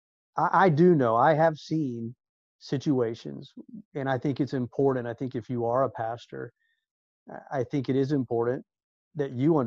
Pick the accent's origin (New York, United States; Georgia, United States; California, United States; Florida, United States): Florida, United States; Orlando; us growing up in Orlando at such a special time in Orlando